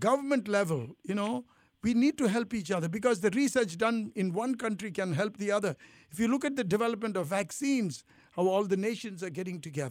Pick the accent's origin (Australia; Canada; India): India; also born or lived in Italy; now in United States; I feel I'm Indian, but I lived in Italy. I feel Italian. I've lived in America all these years